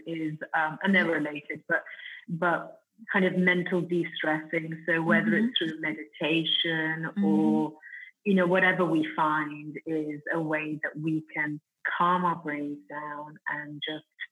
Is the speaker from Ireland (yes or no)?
no; Italy; accent: Italian; my Italian accent